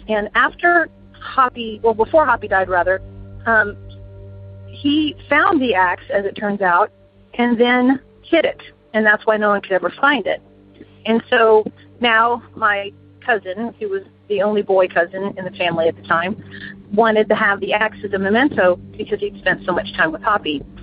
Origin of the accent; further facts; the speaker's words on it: Houston, Texas, United States; I'm from Houston, Texas